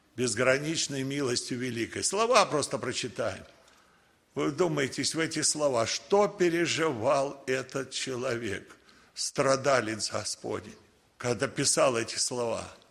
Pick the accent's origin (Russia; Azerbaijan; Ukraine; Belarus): Russia; Родился я в России